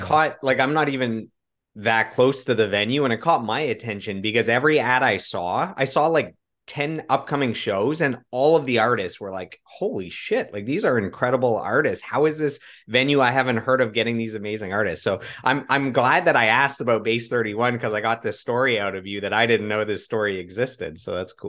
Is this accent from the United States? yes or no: no; Russell, Ontario, Canada; I grew up in Russell, Ontario, so about thirty minutes outside of Ottawa